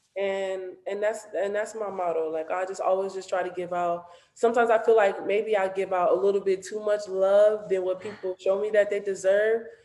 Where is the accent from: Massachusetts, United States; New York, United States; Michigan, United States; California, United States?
California, United States; Los Angeles; I grew up